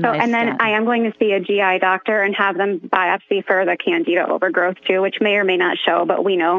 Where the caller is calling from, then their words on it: Sioux City, Iowa, United States; So I'm from Sioux City, Iowa, and I hope you have a lot of fun with your son.